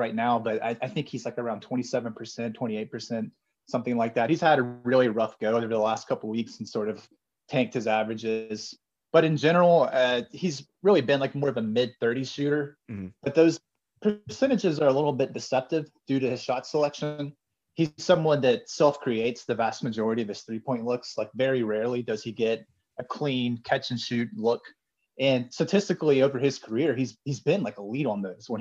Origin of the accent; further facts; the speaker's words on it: Alabama, United States; now in Indianapolis, United States; I'm from Alabama.